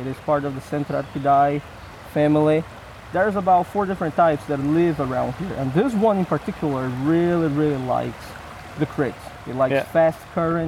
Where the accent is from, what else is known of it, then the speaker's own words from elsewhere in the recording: São Paulo, Brazil; now in Philadelphia, United States; I was born and raised in Brazil, in São Paulo, so in the south of the country, right next to Rio